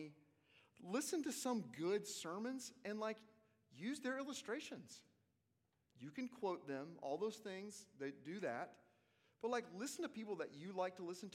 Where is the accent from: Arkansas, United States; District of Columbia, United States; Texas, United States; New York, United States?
Arkansas, United States; I'm from Arkansas